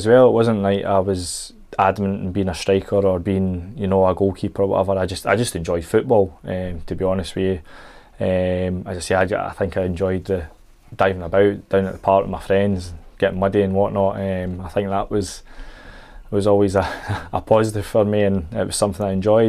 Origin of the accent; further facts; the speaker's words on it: Bathgate, Scotland, United Kingdom; I'm from Bathgate in West Lothian